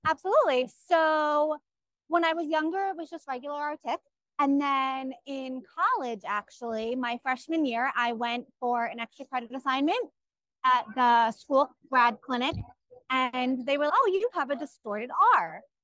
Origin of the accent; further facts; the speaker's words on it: Orange County, New York, United States; I'm from Orange County, New York